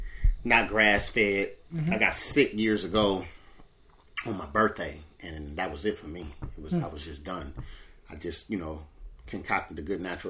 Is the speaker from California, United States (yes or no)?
yes; Oakland, California, United States; I grew up in East Oakland